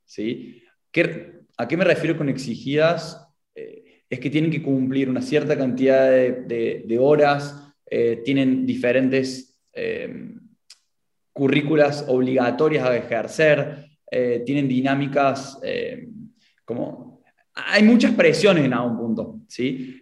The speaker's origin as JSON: {"language": "Spanish", "region": "Córdoba", "country": "Argentina", "accent": "Cordobés", "said": "tengo la identidad marcada en mi acento, soy de Argentina, de Córdoba"}